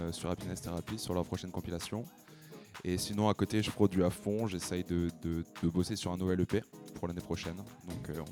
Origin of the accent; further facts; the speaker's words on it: Lyon, Auvergne-Rhône-Alpes, France; Je suis de Lyon, donc j'ai démarré, là-bas, à Lyon.